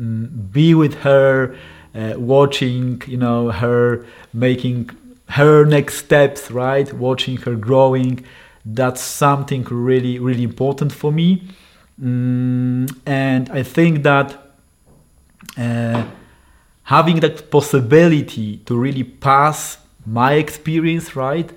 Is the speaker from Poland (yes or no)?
yes; northern Poland, Poland; I raised in a small town in the north of Poland